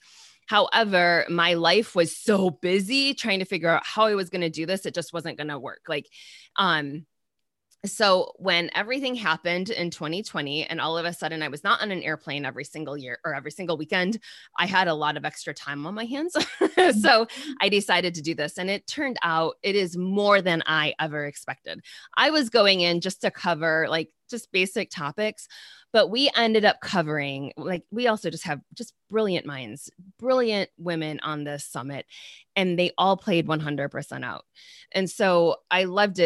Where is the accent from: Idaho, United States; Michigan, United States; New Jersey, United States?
Michigan, United States; I'm from Michigan.